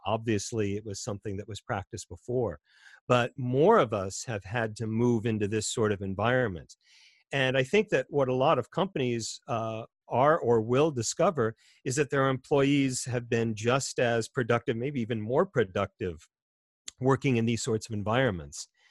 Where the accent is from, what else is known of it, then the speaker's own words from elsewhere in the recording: United States; as an American